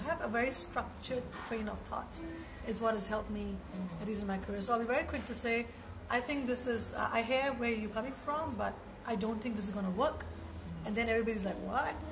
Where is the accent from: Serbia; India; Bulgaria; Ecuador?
India; moved away as an adult; now in Singapore; I grew up in India and moved to Singapore about almost 20 years ago.